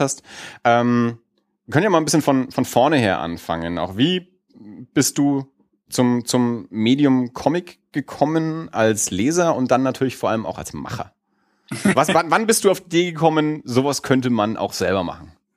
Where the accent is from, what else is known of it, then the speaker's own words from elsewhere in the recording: Erlangen, Bavaria, Germany; wir sind ja beide aus Erlangen